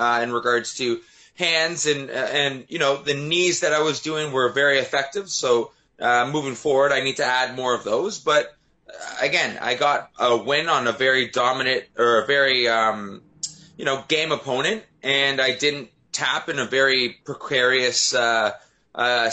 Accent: Canada; not my hometown, but in my home country

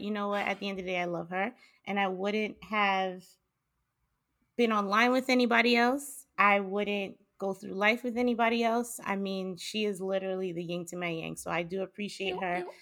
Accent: New York City, New York, United States; moved away as an adult; also born or lived in Brooklyn / Boston; I am originally from Queens, New York. I lived there my entire life

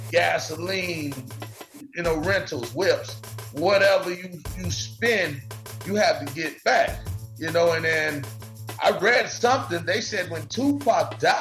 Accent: Highlands County, Florida, United States; I'm from Highlands County

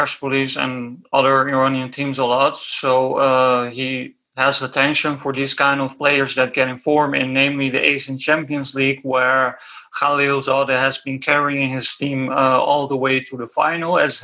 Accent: Netherlands; I am born and raised in the Netherlands

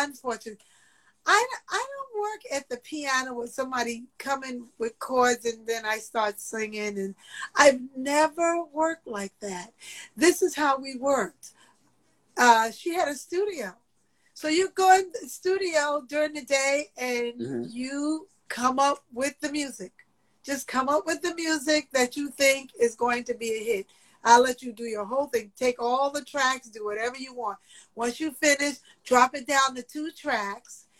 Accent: New York City, New York, United States; I'm from Queens

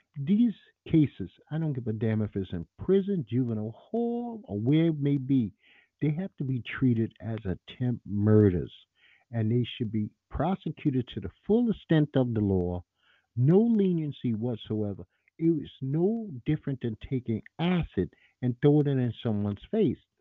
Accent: New York City, New York, United States; I'm a New Yorker, native New Yorker.

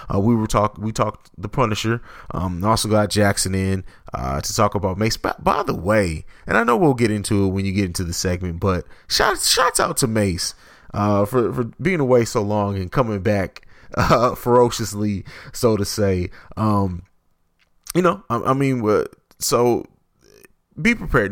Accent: St. Louis, Missouri, United States; I'm not from East St. Louis, I'm from St. Louis

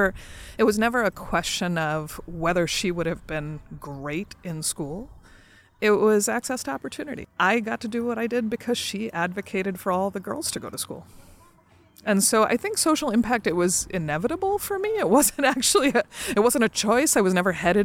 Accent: New Jersey, United States; they came to New Jersey, and I was born there.

